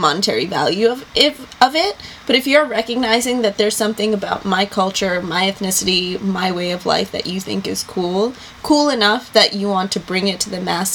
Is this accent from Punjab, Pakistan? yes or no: yes; Lahore, Punjab, Pakistan; now in United States; in Pakistan, I'm from Lahore